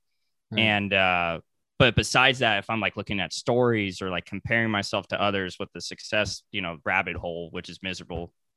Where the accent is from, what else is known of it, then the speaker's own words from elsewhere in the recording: Ventura County, Southern California, United States; I'm from SoCal. So, like, I'm an hour out of LA. So, I'm from, like, Ventura County